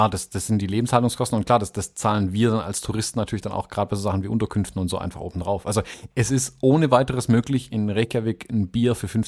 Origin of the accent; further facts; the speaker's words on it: Swabia, Germany; ich bin halt Schwabe.